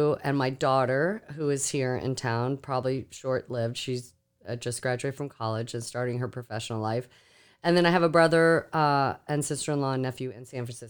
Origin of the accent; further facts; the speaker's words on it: Okinawa, Japan; born there; also born or lived in Korea; I was born in Okinawa, Japan, and we lived in Korea.